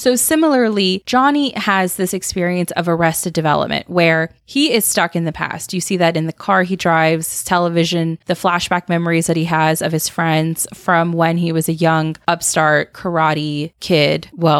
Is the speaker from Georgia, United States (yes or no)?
no; California, United States; And then I had to correct you and say that I'm from California.